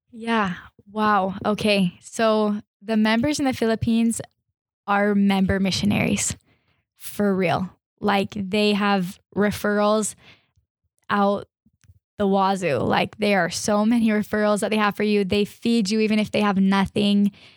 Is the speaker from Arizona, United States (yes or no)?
yes; Arizona, United States; I'm from Arizona